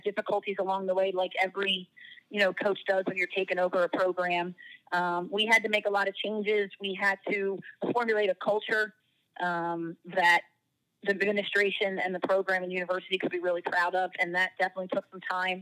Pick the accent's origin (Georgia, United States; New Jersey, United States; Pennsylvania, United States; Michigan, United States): New Jersey, United States; I'm from South Jersey, so Philadelphia is pretty much home